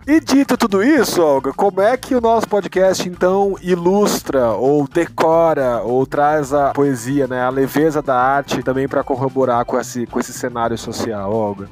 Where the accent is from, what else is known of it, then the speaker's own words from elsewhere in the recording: Brazil; enquanto brasileiros que somos